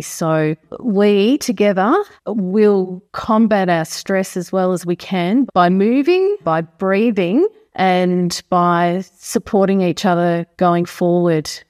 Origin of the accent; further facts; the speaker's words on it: Stawell, Victoria, Australia; now in Marnoo, Australia; I was born in Stall, but I had grandparents that lived on a farm at Manabadar.